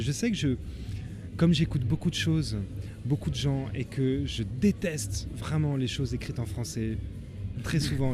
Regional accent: Tarn, Occitania, France; moved away; also born or lived in Le Mans; j'ai quitté le Tarn, je pense, en 2004 à peu près au moment où j'ai rencontré Angile. Et euh, j'ai vécu au Mans

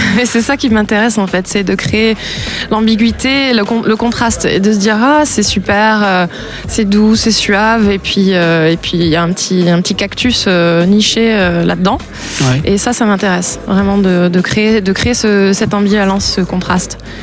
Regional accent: France; also born or lived in United States; je suis née en France. Ma mère est américaine, donc j'ai la, double nationalité. J'ai vécu aux États-Unis aussi

